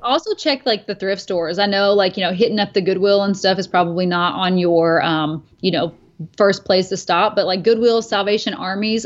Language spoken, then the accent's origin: English; Kentucky, United States; moved away; my hometown of Kentucky